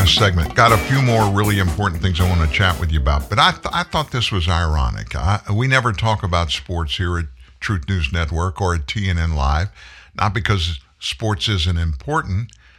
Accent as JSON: {"language": "English", "region": "South Louisiana", "country": "United States", "tie": "born or raised there", "also_born_or_lived": "Pasadena, Texas", "said": "I'm in Louisiana. I live in Louisiana, from Louisiana, basically. I was born in Pasadena, Texas. But when I was just a baby, we moved to South Louisiana. I've been here pretty much ever since."}